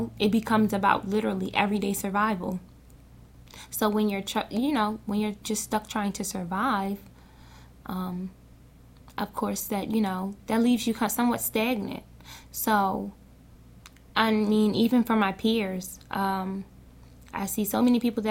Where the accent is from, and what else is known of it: Baltimore, Maryland, United States; born or raised there